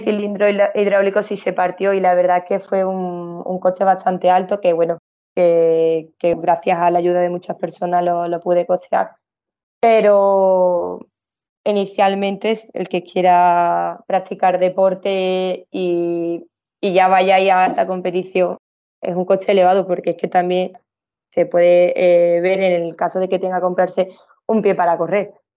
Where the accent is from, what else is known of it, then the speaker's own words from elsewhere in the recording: Seville, Andalusia, Spain; yo soy de Sevilla